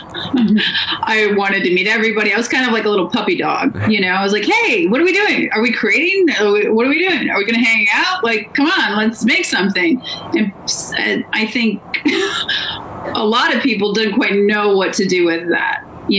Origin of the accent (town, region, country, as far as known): Wisconsin, United States; born or raised there; moved away; also born or lived in Los Angeles